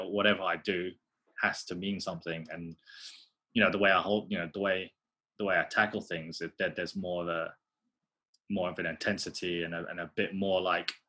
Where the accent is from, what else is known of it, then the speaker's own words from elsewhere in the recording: United Kingdom; being a British Asian, you know, well, Filipino